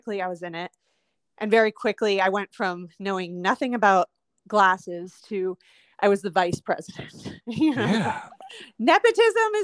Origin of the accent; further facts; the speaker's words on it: Des Moines, Iowa, United States; moved away; also born or lived in Seattle; growing up in Des Moines